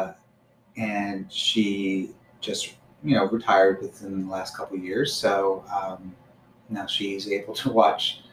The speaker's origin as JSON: {"language": "English", "area": "Bucks County", "region": "Pennsylvania", "country": "United States", "tie": "born or raised there", "said": "We live in Bucks County, grew up in Bucks County"}